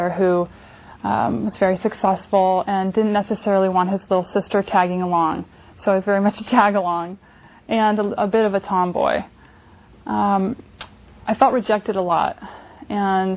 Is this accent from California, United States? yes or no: yes; California, United States; when I was a kid growing up in California, being a little bit overweight